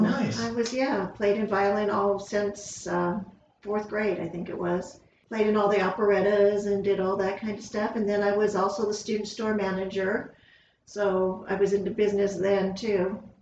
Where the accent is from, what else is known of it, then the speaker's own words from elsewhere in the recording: Upland, California, United States; also born or lived in Fontana, California; 62 and a half years ago, I was born in Upland, California